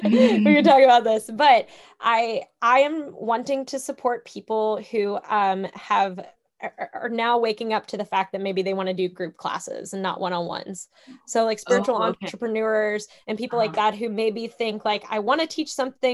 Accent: Kentucky, United States; I'm from Kentucky

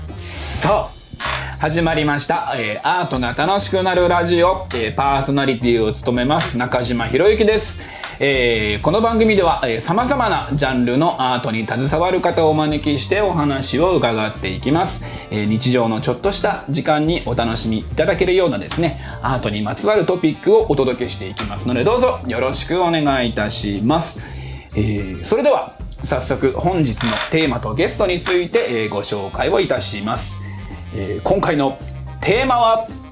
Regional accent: Sapporo, Hokkaido, Japan; 僕札幌生まれ育ちなんで

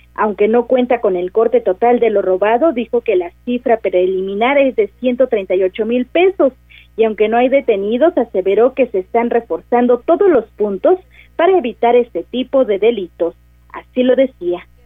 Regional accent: Mexico; como mexicanos

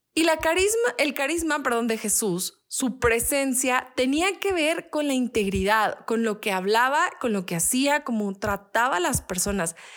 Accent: Mexico; el mexicano también es muy así a veces. Aunque tenemos esa buena fama de ser amigables

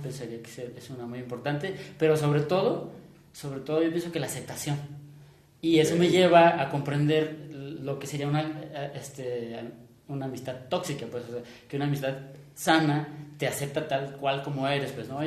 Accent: Mexico; nuestra propia identidad como mexicano

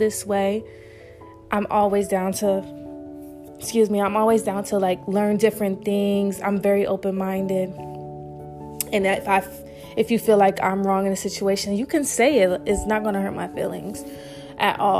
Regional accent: New York, United States; moved away; also born or lived in Charlotte, North Carolina; I was raised in New York too, very young

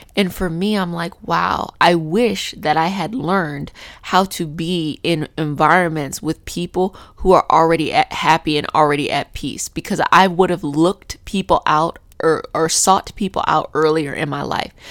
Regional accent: Arlington, Virginia, United States; I grew up in Arlington

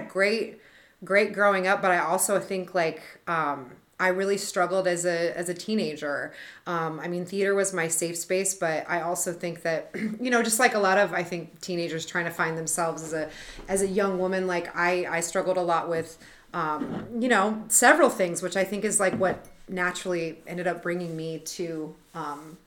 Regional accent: Oskaloosa, Iowa, United States; now in Des Moines, United States; I grew up in Oskaloosa, Iowa, small town Iowa

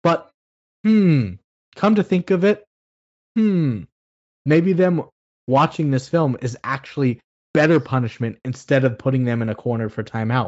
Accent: Oxnard, California, United States; Growing up in Oxnard, California, this film always played on KTTV Channel 11 around Christmas time.

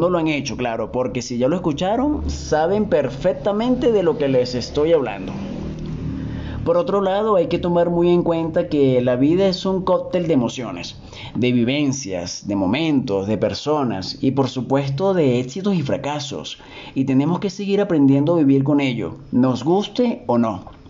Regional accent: Venezuela; moved away as an adult; mi país natal, Venezuela

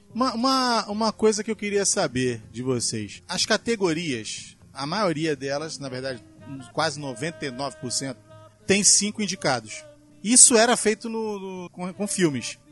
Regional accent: Brazil; eu sou brasileiro

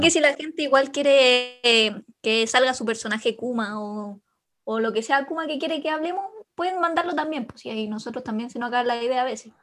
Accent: Chile; vengo de Chile

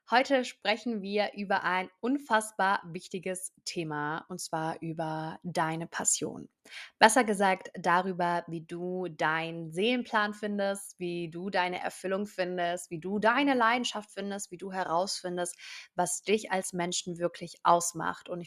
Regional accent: Baden-Württemberg, Germany; ich bin 23 Jahre alt, ich komme aus der Nähe von Stuttgart

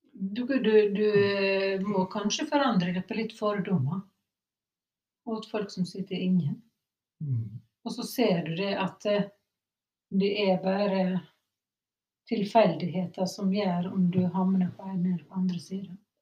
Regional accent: Sunnmøre, Møre og Romsdal, Norway; moved away; Og så var jeg hjemme på Sunnmøre

